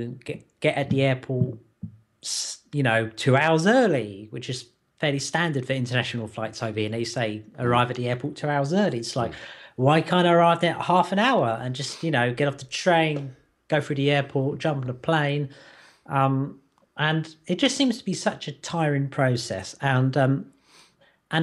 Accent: United Kingdom; as a Brit

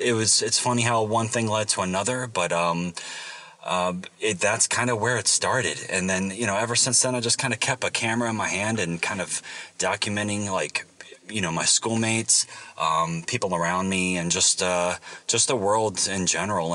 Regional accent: Virginia, United States; I grew up in Virginia

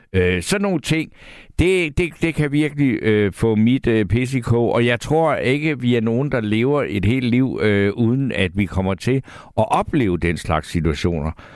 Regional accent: Næstved, Zealand, Denmark; jeg selv er født i Næstved

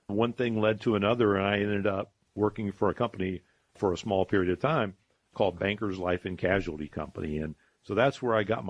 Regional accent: Columbus, Ohio, United States; also born or lived in Charleston, South Carolina; I grew up here in Columbus, and I love our city

